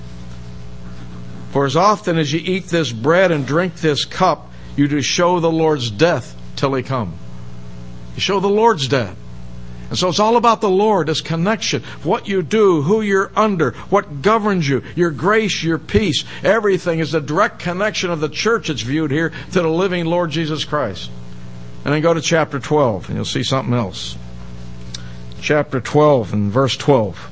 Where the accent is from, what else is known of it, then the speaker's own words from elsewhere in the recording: Pittsburgh, Pennsylvania, United States; I grew up in Pittsburgh